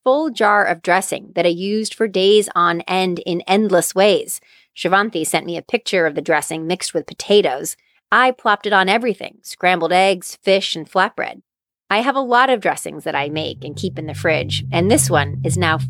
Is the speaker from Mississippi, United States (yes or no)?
no; New Hampshire, United States; when I was growing up in New Hampshire.